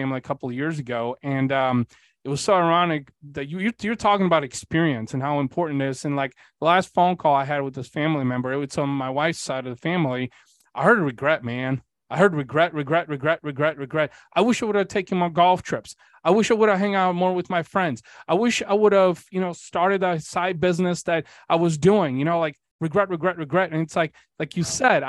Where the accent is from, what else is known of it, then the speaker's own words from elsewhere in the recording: Bulgaria; moved away; I'm also Bulgarian. So I was born in Eastern Europe